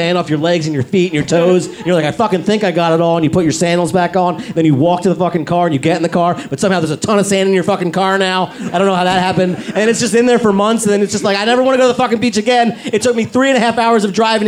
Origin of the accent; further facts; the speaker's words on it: Philadelphia, Pennsylvania, United States; now in Los Angeles, United States; As a kid, I grew up in Philadelphia